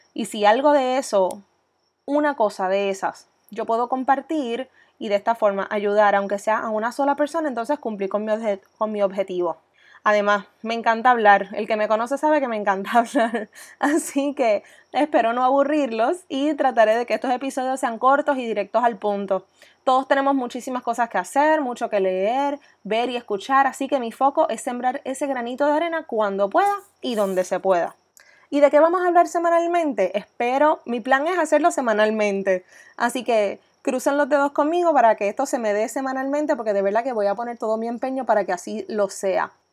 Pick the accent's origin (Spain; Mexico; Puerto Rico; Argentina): Puerto Rico; Coamo; also born or lived in Ponce, Puerto Rico / Boston, United States; soy oriunda de Coamo, Puerto Rico. Estudié mis años escolares en Caribbean School en Ponce